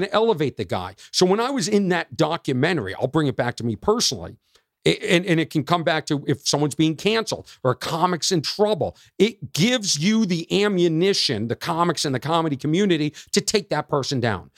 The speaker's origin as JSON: {"language": "English", "town": "Boston", "region": "Massachusetts", "country": "United States", "said": "we're both from Boston"}